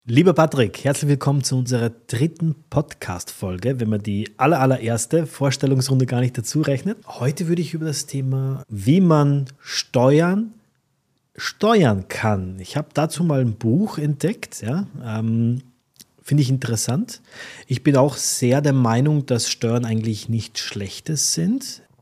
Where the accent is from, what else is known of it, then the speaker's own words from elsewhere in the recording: Austria; now in Dubai, United Arab Emirates; Als Österreicher